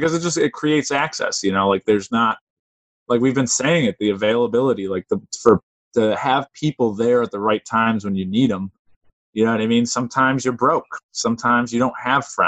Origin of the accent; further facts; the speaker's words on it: Springfield, United States; growing up in Springfield